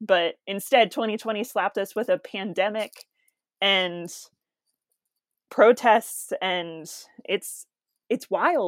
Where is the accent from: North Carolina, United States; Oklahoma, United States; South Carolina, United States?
Oklahoma, United States; Oklahoma City; I'm from Oklahoma City.